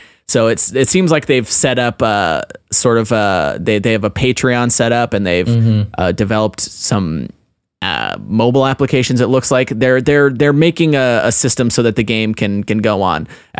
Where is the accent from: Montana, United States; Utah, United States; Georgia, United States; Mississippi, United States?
Utah, United States; Brigham Young University is in my home state of Utah and is close to where I live and work.